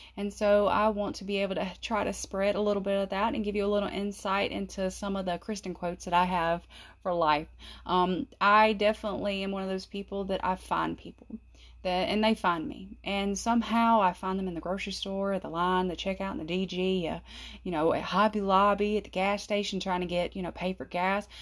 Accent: South Carolina, United States; I'm from South Carolina

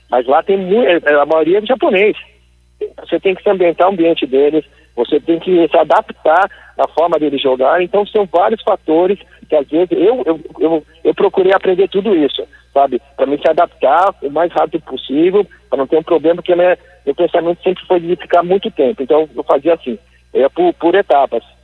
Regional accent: São Paulo, Brazil; born there; also born or lived in Londrina; Eu falo como londrinense, eu nasci em São Paulo, eu falo que eu sou londrinense.

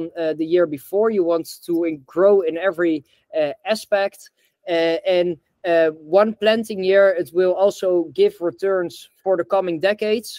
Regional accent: Netherlands; also born or lived in the tropics; I'm in Amsterdam now. I'm originally from Holland

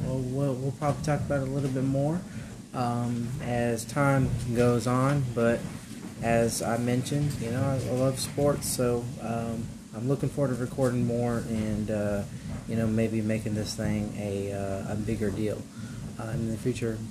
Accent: Arizona, United States; moved away as an adult; now in Mobile, United States; I'm from Arizona, born and raised there, and then moved to Mobile for ministry. So I am currently residing in Mobile, Alabama, in the city of Theodore, Alabama.

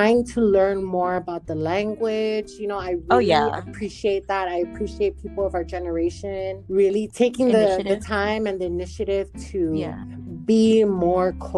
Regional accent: Guam; also born or lived in Saipan, Northern Mariana Islands; now in Nevada, United States; originally born in Saipan, raised in Guam, and I'm currently living in Nevada

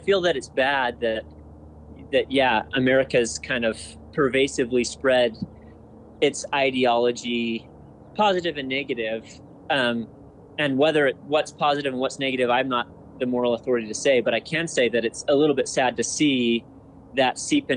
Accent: United States; an American

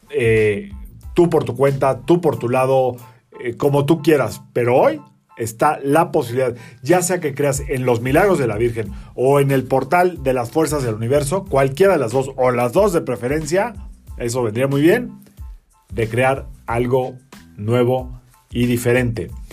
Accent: Mexico; somos mexicanos y crecimos con esta influencia

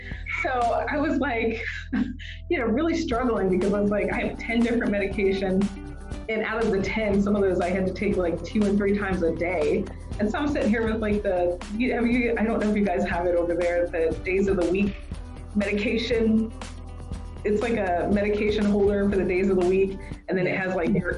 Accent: the South, United States; I'm from the South

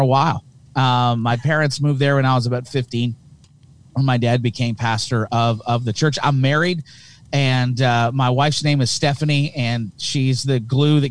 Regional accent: Hamilton, Ontario, Canada; accent: thick Canadian; I'm from Hamilton, Ontario, Canada

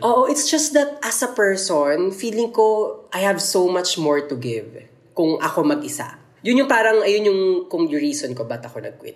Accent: Makati, Metro Manila, Philippines; taga Makati ako

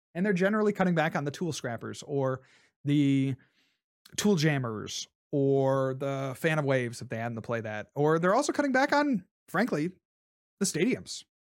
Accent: Columbus, Ohio, United States; Columbus, right? That's my hometown.

